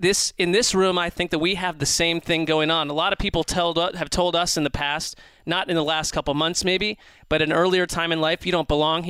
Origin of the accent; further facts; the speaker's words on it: Rochester, New York, United States; born there; Do it for Rochester, New York. I was born there in Strong Hospital in the middle of the night